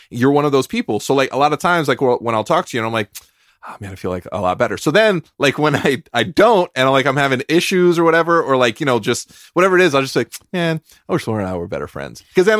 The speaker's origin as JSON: {"language": "English", "region": "California", "country": "United States", "said": "I am a Californian."}